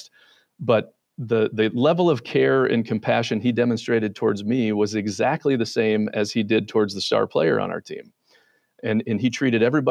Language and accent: English; Mitchell, South Dakota, United States; now in Minnesota, United States; I grew up in Mitchell, South Dakota, home of the world's only corn palace.